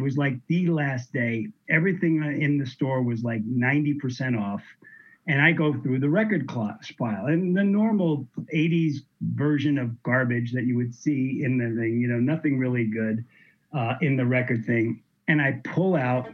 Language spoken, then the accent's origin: English; New York, United States; moved away; also born or lived in Miami; I grew up in New York. I moved to Miami in 1981